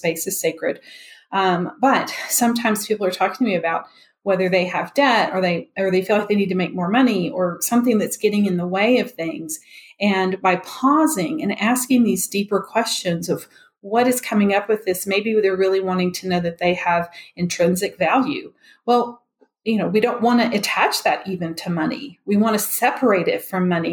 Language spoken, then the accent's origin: English; Memphis, Tennessee, United States; now in Denver, United States; I'm originally from Memphis, even though I'm in Denver